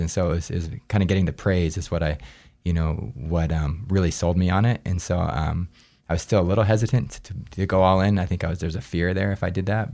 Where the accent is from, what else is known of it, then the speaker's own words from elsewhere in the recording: Anchorage, Alaska, United States; moved away as an adult; also born or lived in New Hampshire / Gunnison, Colorado; actually born in New Hampshire, but, um, but I moved to Alaska when I was too. So I grew up in Alaska